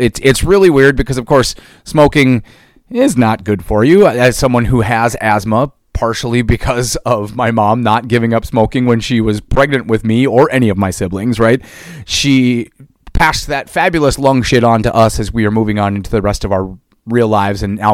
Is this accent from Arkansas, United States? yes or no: no; East Central Minnesota, United States; I grew up in East Central Minnesota here in the States.